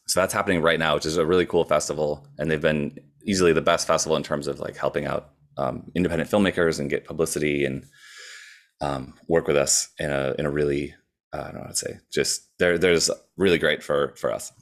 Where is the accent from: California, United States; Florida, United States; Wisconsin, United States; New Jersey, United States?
Wisconsin, United States; moved away as an adult; also born or lived in Minneapolis; I moved from Wisconsin to Minneapolis for, and I went to college